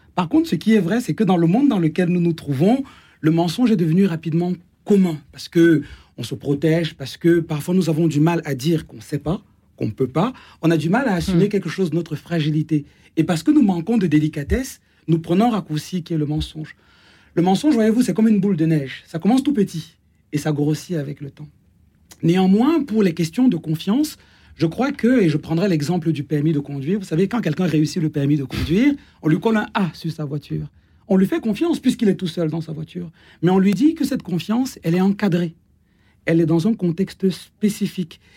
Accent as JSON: {"language": "French", "country": "Cameroon", "tie": "born or raised there", "moved": "yes", "lives_now": "France", "said": "dans ma culture, par exemple, je suis né au Cameroun"}